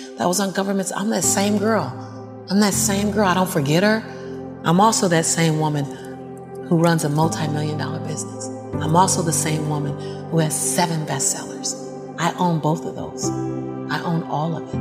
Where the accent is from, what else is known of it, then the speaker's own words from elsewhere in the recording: Los Angeles, California, United States; born and raised in South Central